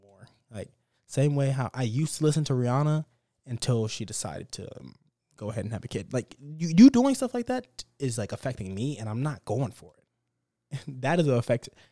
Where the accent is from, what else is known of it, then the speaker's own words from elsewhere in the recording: Dallas, Texas, United States; I'm from Dallas too